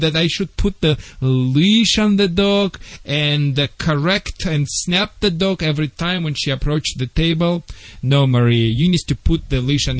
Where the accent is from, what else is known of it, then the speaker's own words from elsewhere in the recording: Czechia; English is a second language; now in United States; Vlade, I am from Czechoslovakia.